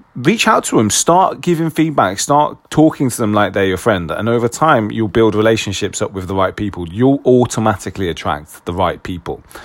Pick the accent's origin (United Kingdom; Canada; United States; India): United Kingdom; being very British